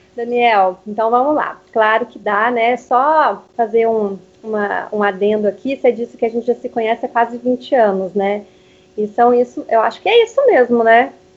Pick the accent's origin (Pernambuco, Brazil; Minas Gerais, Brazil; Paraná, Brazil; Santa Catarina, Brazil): Paraná, Brazil; Curitiba; na adolescência, acabei fazendo os meus primeiros cursos já na área de beleza, de maquiagem. Nessa época eu morava em Curitiba.